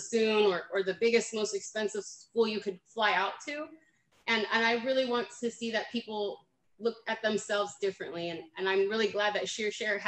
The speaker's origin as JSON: {"language": "English", "town": "Fremont", "region": "California", "country": "United States", "tie": "born or raised there", "moved": "as an adult", "lives_now": "Manteca, United States", "said": "I am originally from Alameda County, which is Fremont, actually the city just about an hour south of San Francisco. So San Jose, Oakland, all that good stuff, Silicon Valley. And I'm born and raised there"}